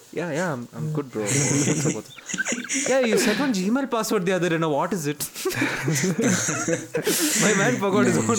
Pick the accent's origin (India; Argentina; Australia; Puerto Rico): India; Bangalore, Karnataka; moved away as an adult; also born or lived in Chennai; I'm leaving Bangalore. This is my hometown. Not technically, but this is where I've grown up. And this is my place.